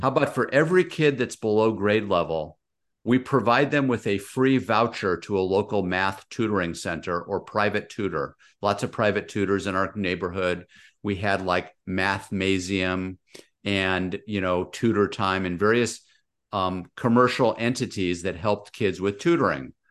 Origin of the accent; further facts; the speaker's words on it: Los Angeles, California, United States; moved away as an adult; now in Orange County, United States; I grew up out in San Fernando Valley, moved further south, U S C, U C Irvine. Now I'm in Orange County.